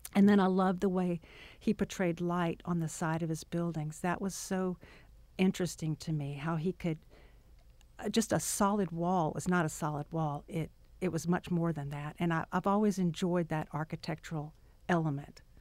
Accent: Arkansas, United States; moved away; also born or lived in Louisiana; Born in Arkansas

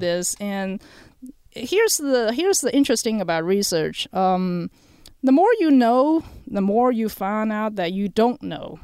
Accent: China; moved away; also born or lived in New Mexico / Texas; I, uh, was born and raised in China.

